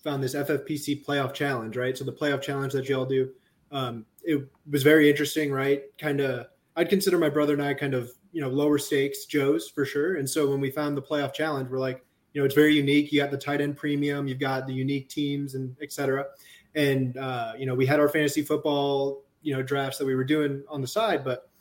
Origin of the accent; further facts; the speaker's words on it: St. Louis, Missouri, United States; now in Austin, United States; Both of us were born and raised in St. Louis, Missouri